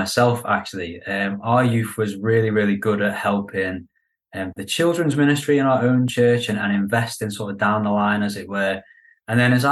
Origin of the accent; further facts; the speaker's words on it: Liverpool, North West England, United Kingdom; moved away as an adult; now in London, United Kingdom; I'm from Liverpool